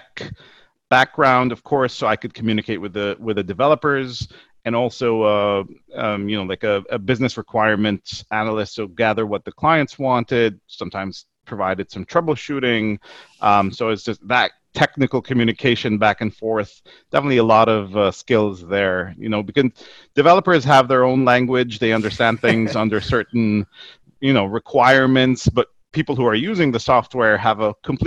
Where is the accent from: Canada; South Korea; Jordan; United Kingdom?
Jordan; moved away as an adult; also born or lived in Kalamazoo, Michigan, United States; now in Dubai, United Arab Emirates; I grew up in Jordan, actually, here in the Middle East. So I finished my high school in Jordan